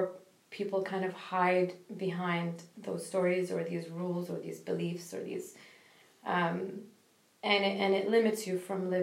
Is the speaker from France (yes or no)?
no; Kuwait; I'm from Kuwait